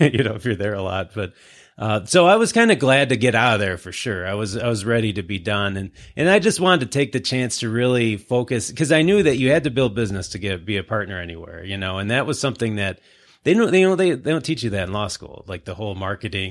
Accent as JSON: {"language": "English", "town": "Livonia", "region": "Michigan", "country": "United States", "tie": "born or raised there", "said": "I grew up in Livonia. So I, you know, I'm, I'm a local Southeast Michigan guy"}